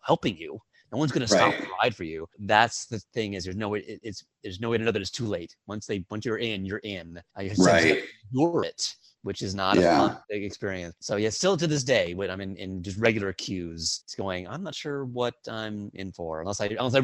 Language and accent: English; Dallas, Texas, United States; now in New York, United States; growing up in Dallas